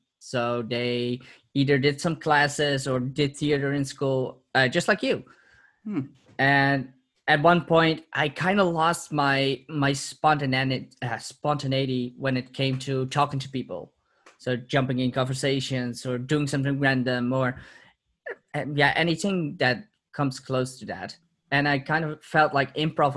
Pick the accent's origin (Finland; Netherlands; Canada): Netherlands; Purmerend, North Holland; also born or lived in Amsterdam; So, I'm originally from Amsterdam. I've lived there for 2 years. Moved away once I was two. And have been living in Purmerend, which is a city nearby, for the last 24 years.